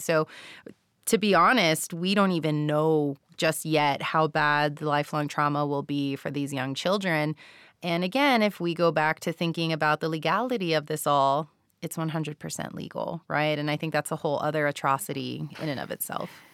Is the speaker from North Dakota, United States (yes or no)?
no; Texas, United States; I'm Mexican-American and, um, grew up, born and raised in Texas, not too far from the border myself